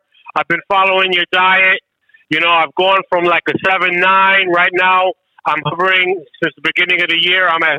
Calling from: New York, United States; calling from New York.

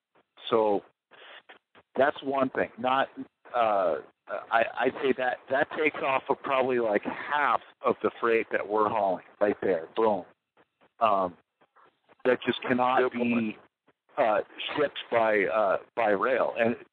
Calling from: Wisconsin, United States

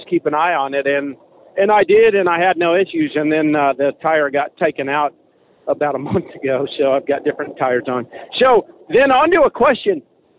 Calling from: Arizona, United States; I'm calling you from Eastern Arizona. I'm about to go into New Mexico.

